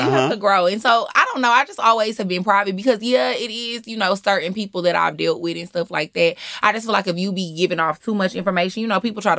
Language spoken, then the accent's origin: English; Houston, Texas, United States; moved away as an adult; now in Atlanta, United States; I am from Houston, Texas. I've been living in Atlanta for going on 5 years this year.